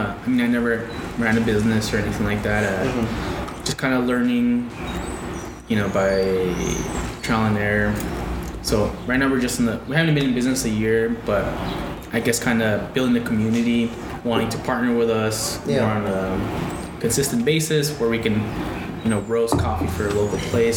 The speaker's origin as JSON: {"language": "English", "town": "Nogales", "region": "Arizona", "country": "United States", "tie": "born or raised there", "also_born_or_lived": "Mexico", "said": "we were in Nogales, which is my hometown."}